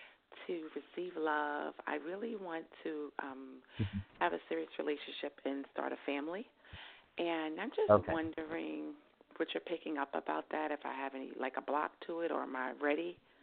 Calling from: New York, United States; I'm calling from New York.

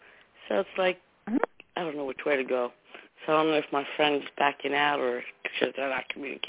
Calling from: New Jersey, United States; Hi, how are you? … from New Jersey.

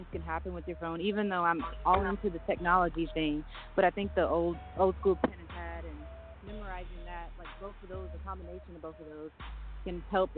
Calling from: Stone Mountain, Georgia, United States; Stone Mountain, Georgia.

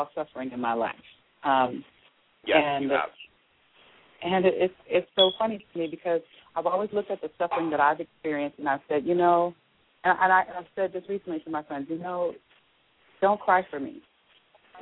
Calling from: Atlanta, Georgia, United States; I'm calling from Atlanta

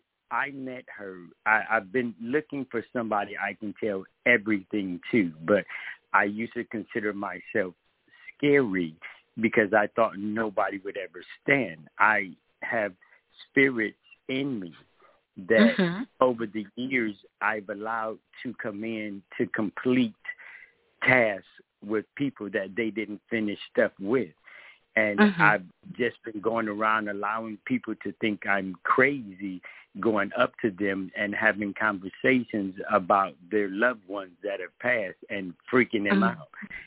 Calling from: Decatur, Georgia, United States; I'm actually calling from Georgia.

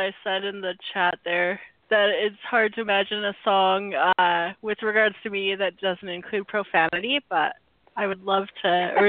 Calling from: Vancouver, British Columbia, Canada; Vancouver, Canada.

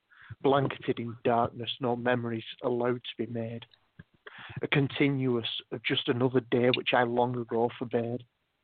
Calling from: Wales, United Kingdom; I'm in Wales in the UK and it's 19 minutes past 3 in the morning.

